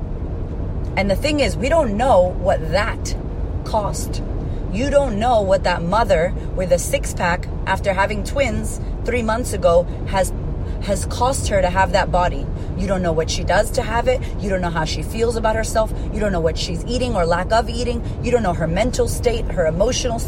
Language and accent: English; United States; also born or lived in Puerto Rico; I am Puerto Rican, that I am from America